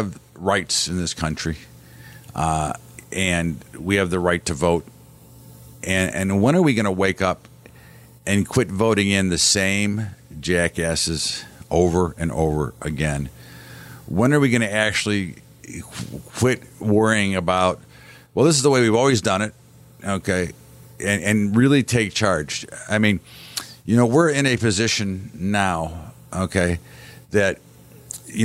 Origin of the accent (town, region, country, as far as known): United States